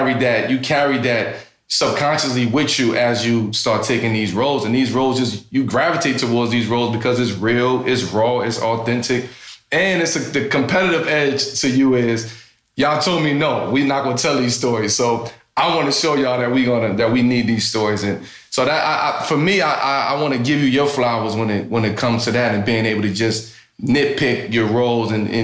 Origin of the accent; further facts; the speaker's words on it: the South, United States; the fact that growing up in the South, right, and you're around, you know, powerful Black women, hardworking Black women. So you see and you experience that every day growing up down there in the South, on the farm